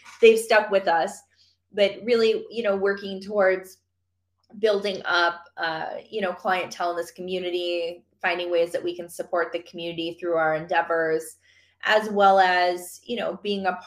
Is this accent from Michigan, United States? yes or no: yes; Michigan, United States; moved away; my home, Michigan. So I'm from Michigan